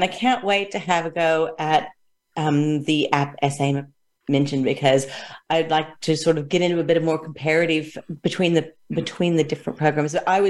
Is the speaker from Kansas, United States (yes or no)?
yes; Greensburg, Kansas, United States; Indeed, I am. I was born and bred in Kansas, smack dab in the middle in Greensburg.